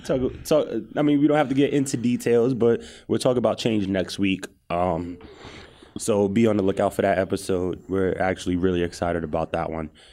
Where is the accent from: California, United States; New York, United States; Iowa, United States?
New York, United States; New York City; growing up in Cambria Heights, shout out to Cambria Heights, edge of Queens right there